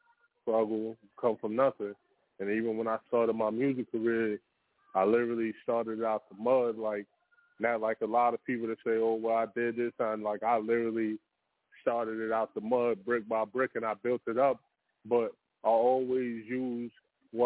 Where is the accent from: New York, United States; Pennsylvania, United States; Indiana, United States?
New York, United States; New York City; also born or lived in Virginia; now in Atlanta, United States; Born in Virginia, brought up in Brooklyn